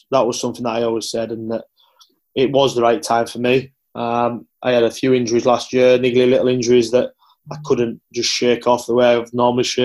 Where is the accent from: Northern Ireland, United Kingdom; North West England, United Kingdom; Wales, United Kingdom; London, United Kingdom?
North West England, United Kingdom; Carlisle; Carlisle United, who was my hometown team